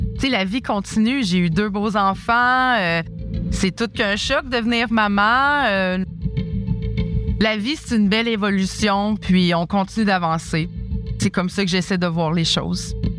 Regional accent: Quebec City, Quebec, Canada; now in Montreal, Canada; je suis native de Québec

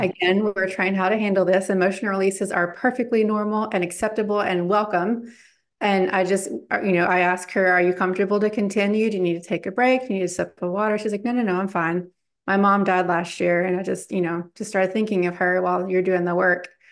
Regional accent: Bible Belt, the South, United States; now in Charlotte, United States; I grew up in the Bible Belt.

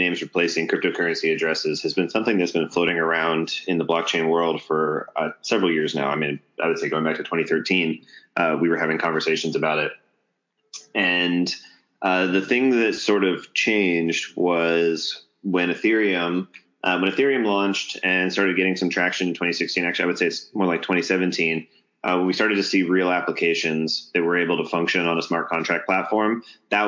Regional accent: Atlanta, Georgia, United States; moved away as an adult; also born or lived in Silicon Valley; I'm from Atlanta

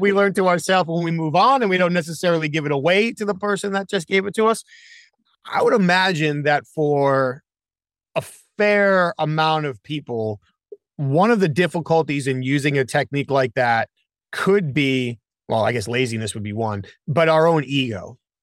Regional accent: New England, United States; now in Charlotte, United States; I live here in Charlotte. Now, I grew up in New England.

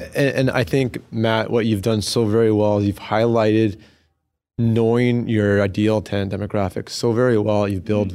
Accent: Alberta, Canada; I, am born and raised in Alberta. I haven't left yet.

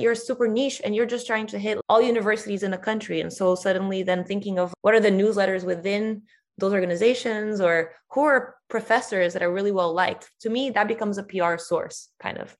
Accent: Brazil; if you're Brazilian, me, you don't think of yourself as Latin American

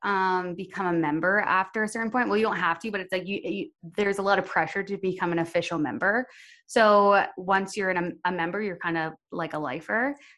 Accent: Ontario, Canada; now in Edmonton, Canada; So I moved to Edmonton from Ontario, and they gave me my paperwork to go to the church over there

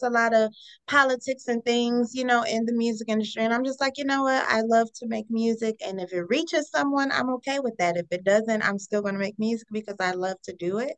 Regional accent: Cleveland, Ohio, United States; I'm from Cleveland, and so Cleveland has an amazing music scene here

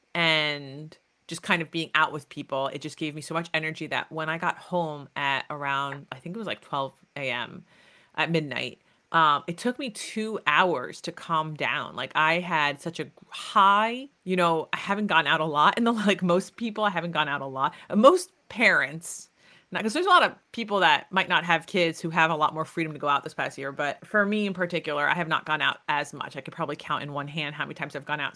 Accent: United States; I was raised in Greek America

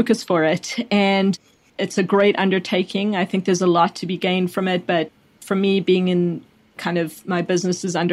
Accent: South Africa; also born or lived in Chicago / Washington, District of Columbia, United States; now in Austin, United States; I grew up in South Africa

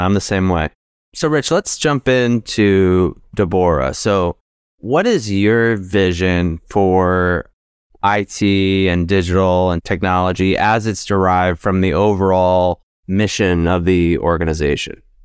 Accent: New Jersey, United States; I grew up in New Jersey

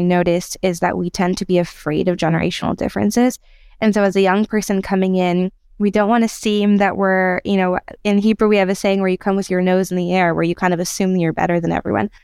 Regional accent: United States; moved away as an adult; now in Israel; I'm from America and from Israel, and I've been in Israel for two years now

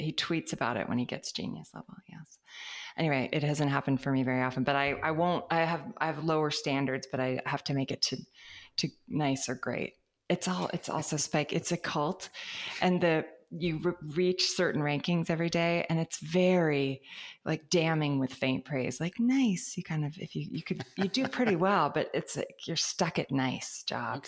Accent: California, United States; as a Californian

